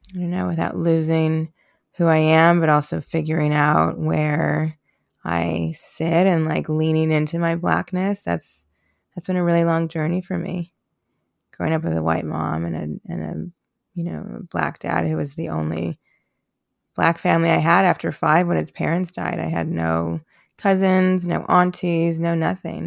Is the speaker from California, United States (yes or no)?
no; Chicago, Illinois, United States; I was born in Chicago, Illinois in nineteen ninety